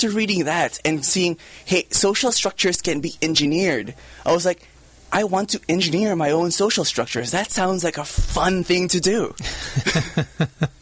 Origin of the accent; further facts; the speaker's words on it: Philippines; moved away as an adult; also born or lived in Japan; now in United States; I grew up in the Philippines